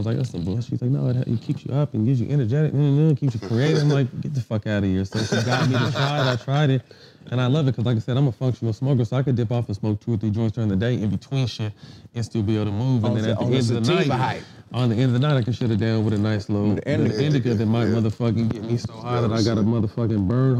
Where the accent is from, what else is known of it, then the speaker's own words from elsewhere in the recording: Sacramento, California, United States; I grew up in Sac.